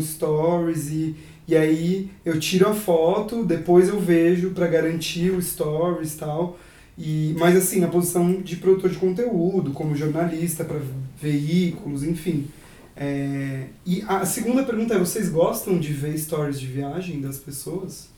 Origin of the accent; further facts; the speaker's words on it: near São Carlos, interior of São Paulo, Brazil; eu sou do interior de São Paulo, perto de São Carlos